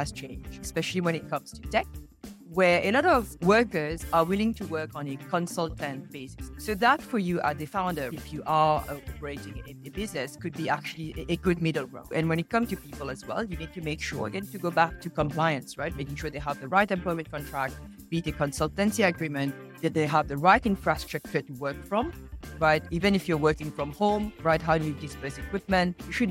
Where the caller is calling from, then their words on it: Singapore; I'm dialing in from Singapore.